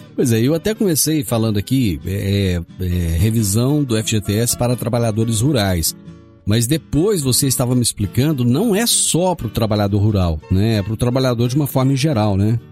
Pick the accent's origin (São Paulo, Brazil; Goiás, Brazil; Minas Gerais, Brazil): Goiás, Brazil; Rio Verde; Nasci em Rio Verde, conheci Rio Verde ainda uma cidade pequena